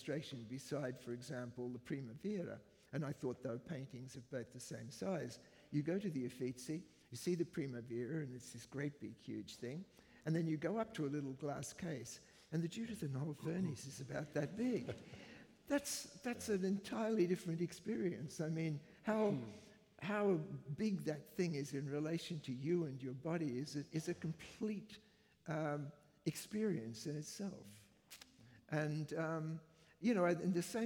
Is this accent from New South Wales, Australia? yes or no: no; Brisbane, Queensland, Australia; moved away as an adult; also born or lived in United Kingdom; the place that I grew up in, which is Brisbane